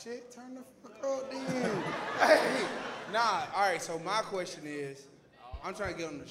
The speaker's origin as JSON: {"language": "English", "region": "South Carolina", "country": "United States", "said": "We're from the metro. South Carolina."}